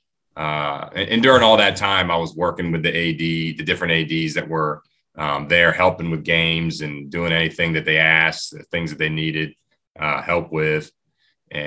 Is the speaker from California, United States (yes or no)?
no; Stafford County, Virginia, United States; I grew up in Stafford County